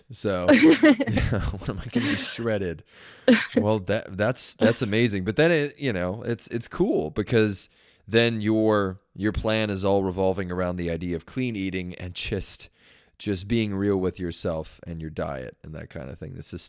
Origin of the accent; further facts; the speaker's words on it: Long Beach, California, United States; I'm from Long Beach originally.